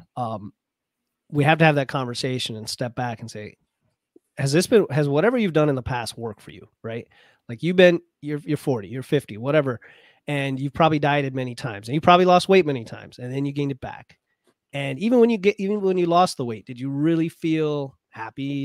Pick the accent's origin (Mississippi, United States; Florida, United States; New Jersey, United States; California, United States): Florida, United States; as a kid growing up in Florida